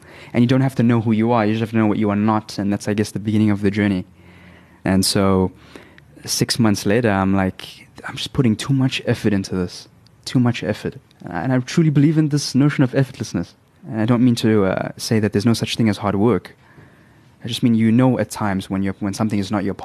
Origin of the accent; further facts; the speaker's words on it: South Africa; moved away as an adult; also born or lived in Birmingham, England; I was brought up in South Africa. I was born here, and I was here throughout all of high school and primary school